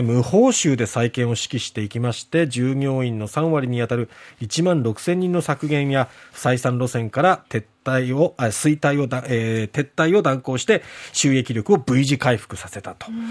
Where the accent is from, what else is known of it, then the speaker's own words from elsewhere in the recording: Satsuma, Kagoshima, Japan; 私の実家のある薩摩町